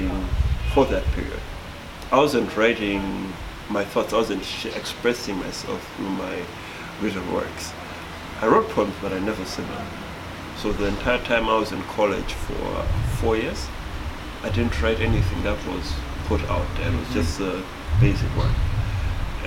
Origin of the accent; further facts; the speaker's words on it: Malawi; I'm from Malawi, so if you don't get the L's and R's, forgive me.